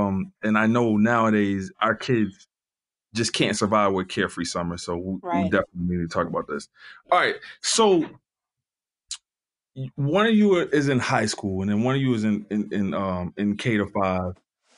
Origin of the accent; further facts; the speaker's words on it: Covington, Louisiana, United States; I grew up in Covington, Louisiana.